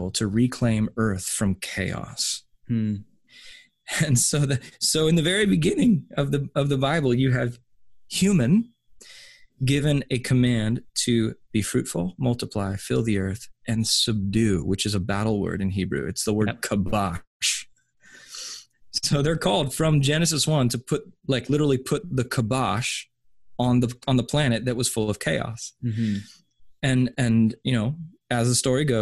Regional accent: United States; I'm an American

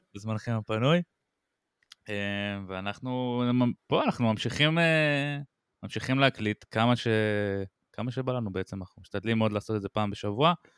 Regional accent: Israel; אני ישראלי, אני ציוני

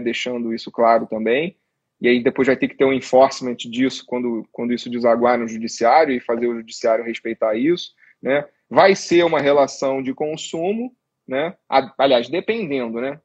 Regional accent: Rio de Janeiro, Brazil; eu sou carioca também

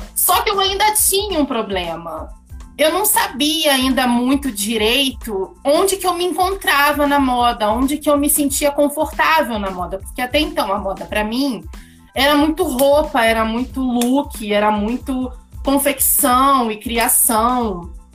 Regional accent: Rio de Janeiro, Brazil; now in Petrópolis, Brazil; Eu sou carioca, ariana, sou mercadóloga

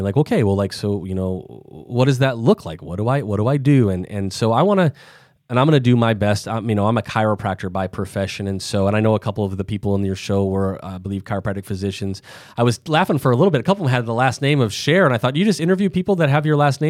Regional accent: Midwest, United States; I'm from the Midwest, so you're not getting quite as big of an accent here

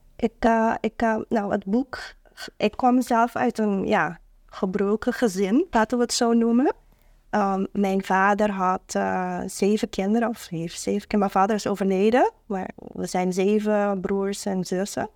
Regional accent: Curaçao; now in Netherlands; ik kom uit Curaçao

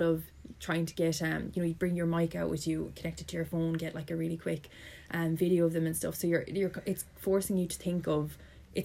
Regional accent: Limerick, Munster, Ireland; I'm from Limerick, I was lucky in the sense I could live at home

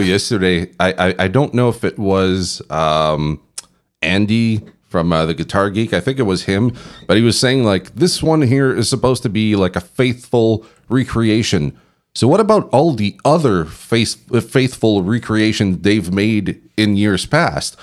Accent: Canada; now in Belgium; I'm from Canada

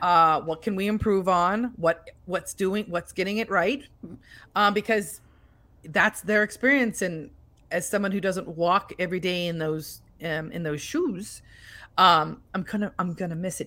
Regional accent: United States; we're from America

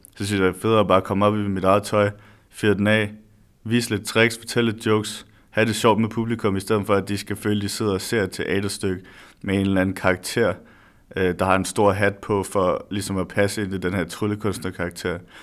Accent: Næstved, Zealand, Denmark; moved away as an adult; now in Odense, Denmark; Jeg er lige flyttet til Odense, så jeg kommer fra Odense, eller jeg kommer fra Næstved

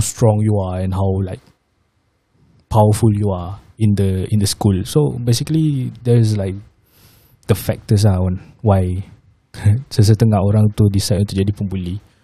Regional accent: Malaysia; also born or lived in Indonesia; being a Malaysian at the same time being an Indonesian juga.

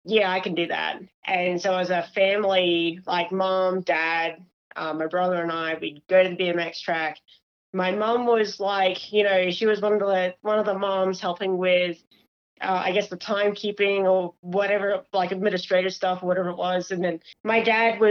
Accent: Australia; moved away; I'm actually Australian

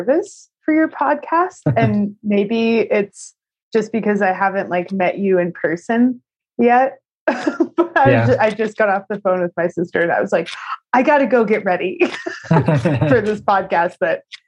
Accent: Albuquerque, New Mexico, United States; I grew up in Albuquerque, New Mexico

